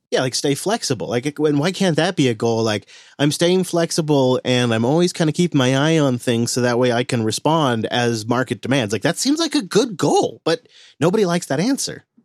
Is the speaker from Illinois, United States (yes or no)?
no; Washington, United States; my home state of Washington